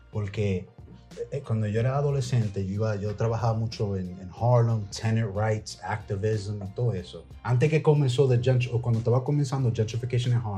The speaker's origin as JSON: {"language": "Spanish", "country": "Dominican Republic", "said": "Pero soy bien dominicano"}